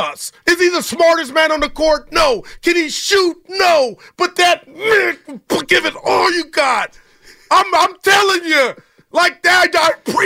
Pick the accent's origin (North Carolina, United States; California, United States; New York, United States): California, United States; Union City; I'm from Union City, California. I grew up at the Coliseum, going to the Warrior games